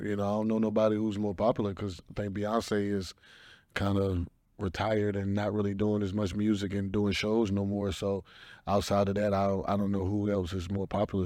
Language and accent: English; the South, United States; I'm from the South. I grew up in the South.